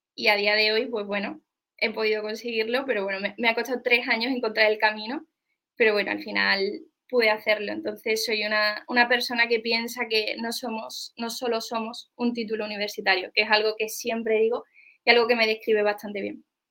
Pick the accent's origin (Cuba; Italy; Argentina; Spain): Spain; Seville, Andalusia; yo soy una chica de Sevilla